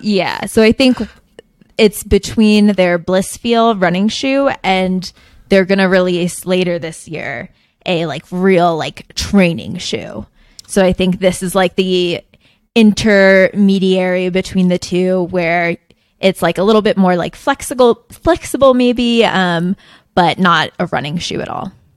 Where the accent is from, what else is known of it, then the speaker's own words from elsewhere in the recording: New Jersey, United States; moved away; I grew up in New Jersey, like suburban